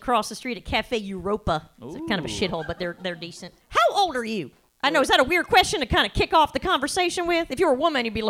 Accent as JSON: {"language": "English", "region": "the South", "country": "United States", "said": "because I'm from the South as well"}